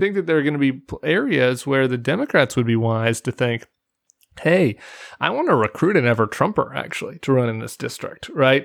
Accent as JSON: {"language": "English", "town": "Denver", "region": "Colorado", "country": "United States", "tie": "born or raised there", "said": "I'm from suburban Denver. And, and my hometown district"}